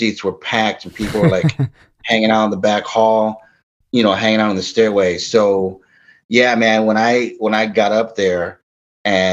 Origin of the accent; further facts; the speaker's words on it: Aurora, Illinois, United States; also born or lived in Montgomery, Illinois / Oswego, Illinois; I grew up in Aurora. I went through elementary school, middle school, high school.